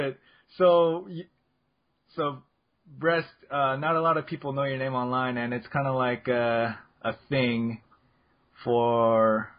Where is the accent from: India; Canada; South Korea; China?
South Korea; now in United States; I was born in Korea, so I'm technically Asian, but also technically, I am an American citizen since I was naturalized, so I can do both.